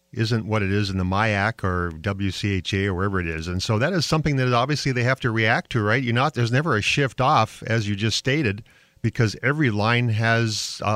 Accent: Canada; I'm I'm Canadian, so that's that French Canadian part, right?

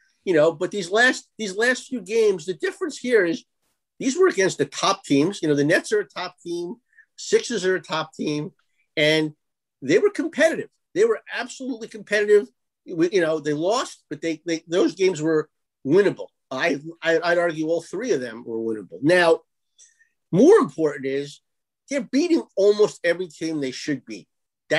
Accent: Long Island, New York, United States; when I grew up on Long Island

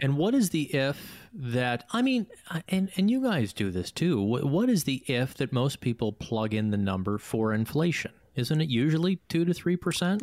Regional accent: Chicago, Illinois, United States; being born and raised in Chicago

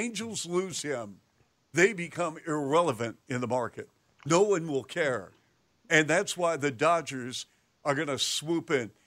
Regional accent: Seattle, Washington, United States; now in Chicago, United States; growing up in Seattle, I'm from Seattle, and I remember the Seattle Pilots in '69

